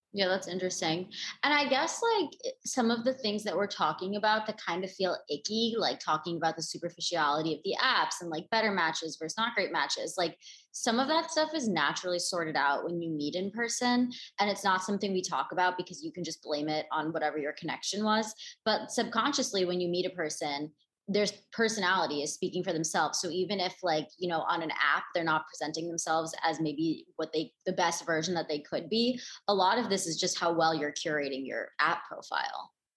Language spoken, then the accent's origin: English; East Coast, United States; also born or lived in Los Angeles, California; now in New York, United States; I'm from the East Coast